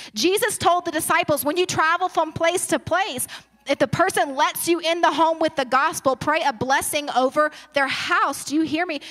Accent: Baton Rouge, Louisiana, United States; moved away; I'm originally from Baton Rouge, but I transplanted here

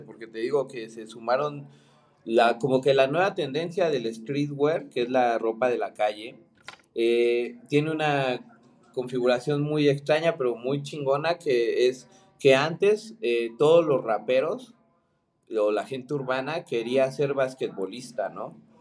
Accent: Mexico; also born or lived in Argentina; soy mexicano, soy diseñador

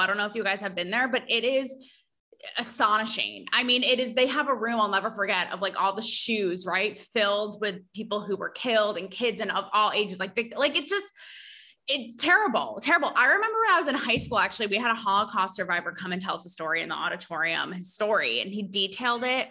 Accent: Connecticut, United States; I'm from Connecticut

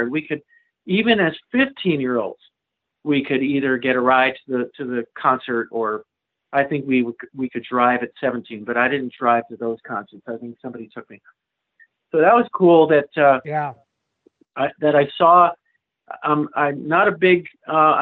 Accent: Manchester, Connecticut, United States; moved away as an adult; also born or lived in California / Europe; I grew up in Manchester, right, around Hartford

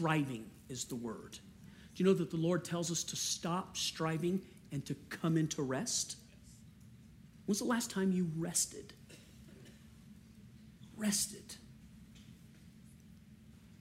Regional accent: Cajun, Louisiana, United States; I'm a Cajun

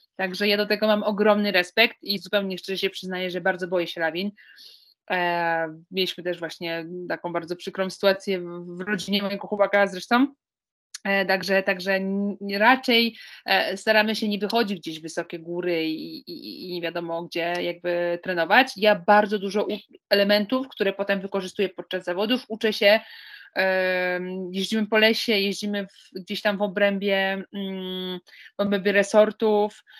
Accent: Łódź, Łódź Voivodeship, Poland; pochodzę z miejsca, które, e, które no nie, nie słynie z jakichś wielkich tradycji narciarskich

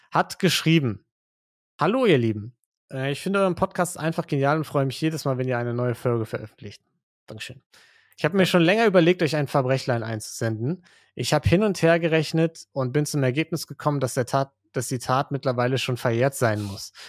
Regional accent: Western Hungary, Hungary; moved away; Ich bin in Westungarn aufgewachsen, circa 20 Kilometer von der österreichischen Grenze. In den 90er Jahren.

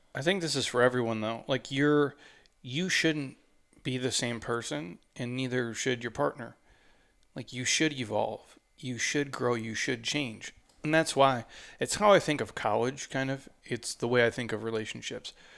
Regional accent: Midwest, United States; moved away; I'm from the Midwest

